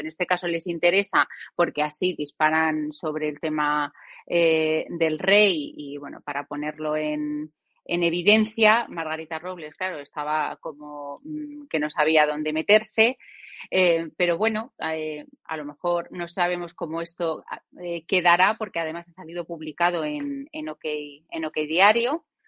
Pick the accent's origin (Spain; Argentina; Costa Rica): Spain